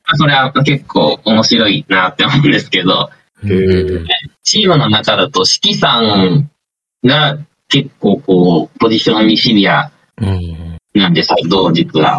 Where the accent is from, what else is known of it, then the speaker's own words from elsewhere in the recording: Toyama, Japan; 僕、富山県の出身なんですけど